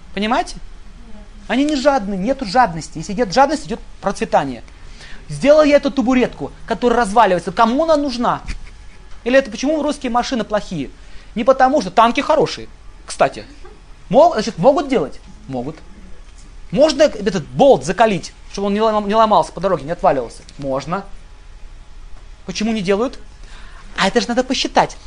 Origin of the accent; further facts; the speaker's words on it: Russia; мы родились в России